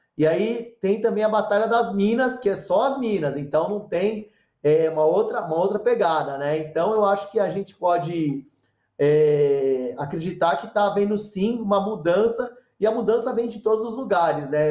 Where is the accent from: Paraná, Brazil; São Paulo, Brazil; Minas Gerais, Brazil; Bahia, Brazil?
São Paulo, Brazil; moved away as an adult; now in Cajuru, Brazil; eu fui criado em São Paulo